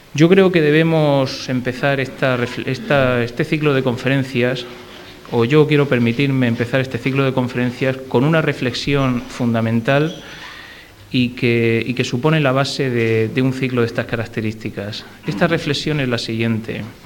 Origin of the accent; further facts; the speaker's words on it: Region of Murcia, Spain; como murcianos debemos sentir orgullo